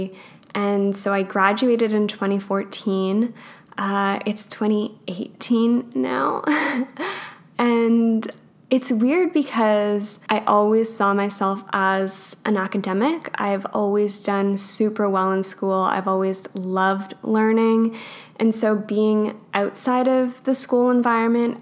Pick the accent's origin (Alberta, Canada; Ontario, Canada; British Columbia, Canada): Alberta, Canada; I grew up in Alberta.